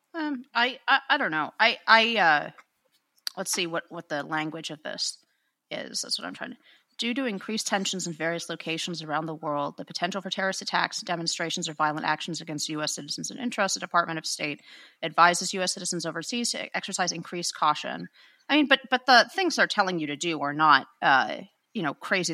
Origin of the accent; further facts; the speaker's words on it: United States; as an American in my own country